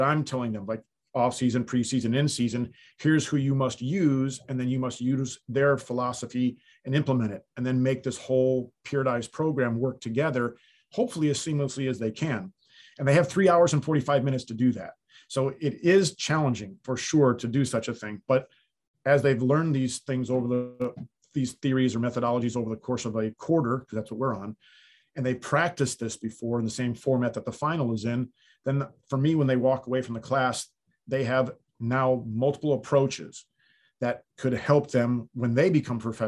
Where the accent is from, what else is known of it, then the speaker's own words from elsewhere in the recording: the North, United States; moved away as an adult; now in the South, United States; I grew up in the North, and when I grew up there, we didn't have indoor facilities